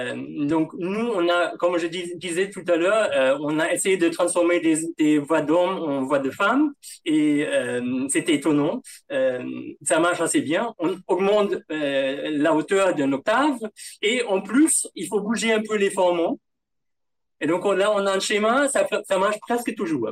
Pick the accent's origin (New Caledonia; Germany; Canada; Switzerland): Germany; accent: German; first language German; French is a second language; moved away as an adult; now in Paris, France; mon, mon accent allemand